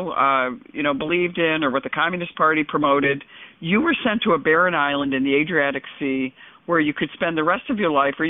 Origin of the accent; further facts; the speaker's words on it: New York, United States; as a New Yorker